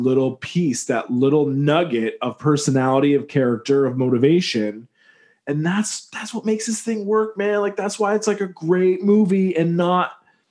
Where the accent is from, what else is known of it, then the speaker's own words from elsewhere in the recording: New York City, New York, United States; As a New Yorker